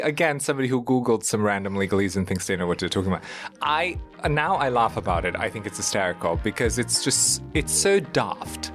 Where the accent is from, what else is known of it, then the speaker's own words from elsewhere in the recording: Germany; now in New York, United States; I grew up in Germany. We're very formal in the way that we communicate